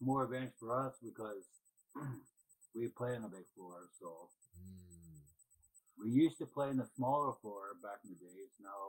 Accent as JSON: {"language": "English", "town": "Toronto", "region": "Ontario", "country": "Canada", "tie": "born or raised there", "moved": "yes", "lives_now": "Peterborough, Canada", "said": "this time in my hometown. Mm-hmm. I was born there in Toronto."}